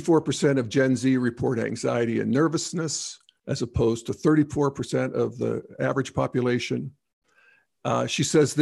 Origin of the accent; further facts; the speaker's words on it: United Kingdom; In my home country of the UK, one in four girls is clinically depressed by the time they are 14.